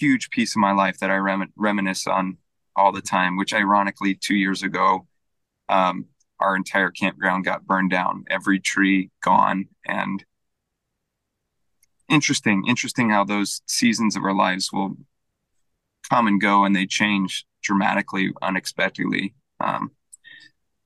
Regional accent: Fremont, California, United States; I'm actually from Fremont

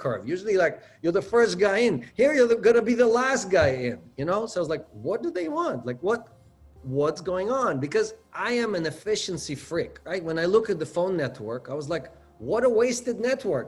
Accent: Israel; moved away as an adult; also born or lived in Ukraine / United States; I was born in the Ukraine. My parents immigrated to Israel right before the 1972 war. I grew up in Israel, went to the military there

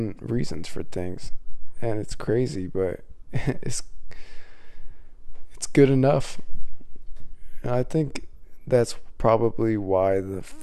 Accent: Midwest, United States; I grew up in the Midwest, so it's real cold

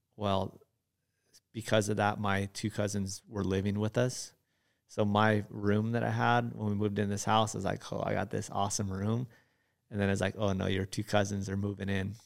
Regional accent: Hawaii, United States; moved away as an adult; now in Gardnerville, United States; I was born and raised in Hawaii

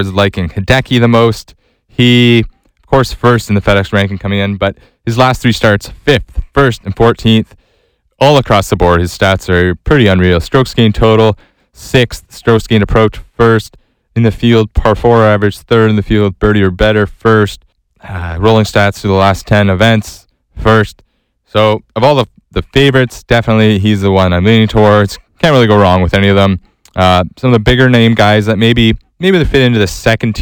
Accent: Canada; as a Canadian

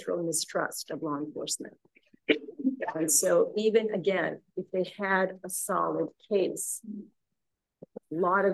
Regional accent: Saskatchewan, Canada; also born or lived in India; I was born in India. I was there till I was 8. And then I grew up in Saskatchewan in Canada.

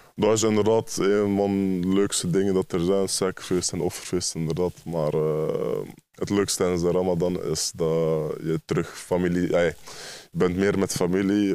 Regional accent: Ghent, Flanders, Belgium; ik kom uit Gent

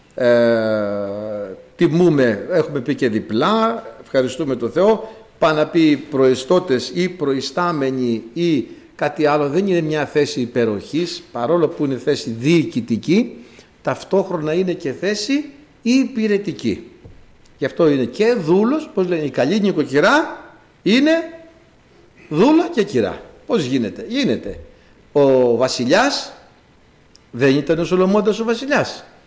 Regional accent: Greece; Είμαστε Έλληνες ως προς το γένος το σαρκικό, το γήινο

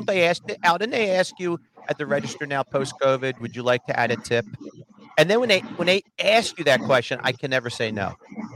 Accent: New Jersey, United States; moved away as an adult; now in Philadelphia, United States; I grew up in Jersey. I moved here when I got married.

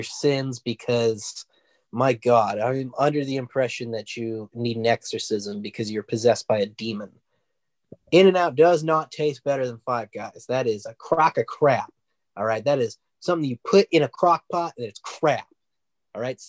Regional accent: California, United States; you and I both live in California, so we were raised on In-N-Out.

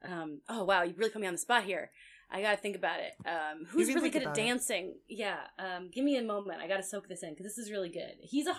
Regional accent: New Jersey, United States; because like Travolta, I'm from Jersey, all that local news made it to my family who lived in Jersey

